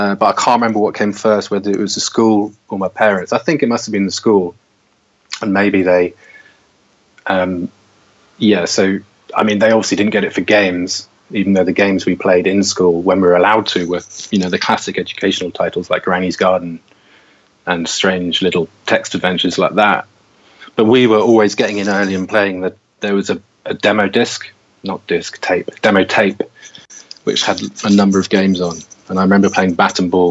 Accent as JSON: {"language": "English", "area": "Somerset", "region": "South West England", "country": "United Kingdom", "tie": "born or raised there", "also_born_or_lived": "London", "moved": "yes", "said": "I grew up in Somerset."}